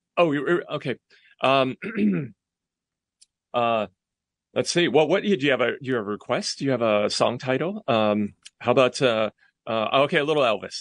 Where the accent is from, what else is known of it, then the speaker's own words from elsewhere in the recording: Hong Kong; moved away; also born or lived in London / Brooklyn, New York; she sent me to Hong Kong, where I was raised by my maternal grandparents.